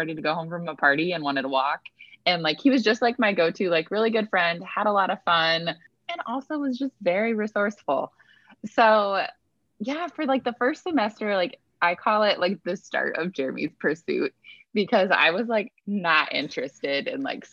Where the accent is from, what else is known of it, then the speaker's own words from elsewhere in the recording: Iowa, United States; moved away as an adult; now in Michigan, United States; my husband and I currently live in Michigan, but we are both originally from Iowa